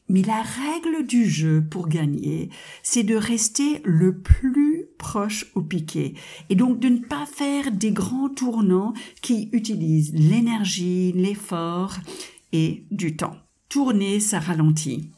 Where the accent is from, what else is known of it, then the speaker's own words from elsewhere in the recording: United States; French is a second language; now in France; Vous avez certainement entendu mon petit accent charmant. Je suis de double nationalité américaine et française